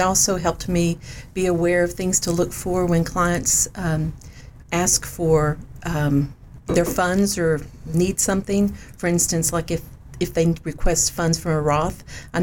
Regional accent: Church Hill, Tennessee, United States; I grew up in East Tennessee in Churchill, which is a small town northeast of here

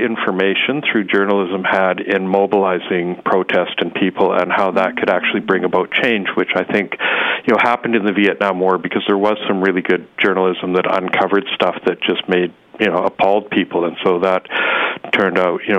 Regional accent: Calgary, Alberta, Canada; moved away as an adult; also born or lived in Nelson; I grew up in Calgary, and I left home at quite an early age, as soon as I finished high school

